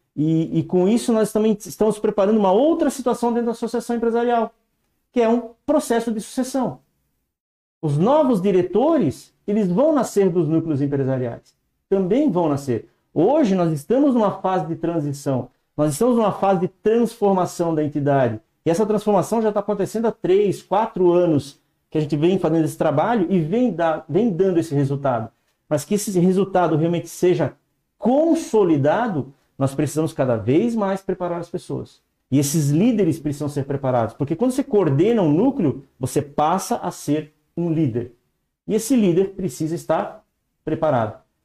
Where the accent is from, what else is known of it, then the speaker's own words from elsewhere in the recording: Blumenau, Santa Catarina, Brazil; also born or lived in São Paulo; now in São Bento do Sul, Brazil; sou nascido em Blumenau, aqui em Santa Catarina, aqui bem pertinho também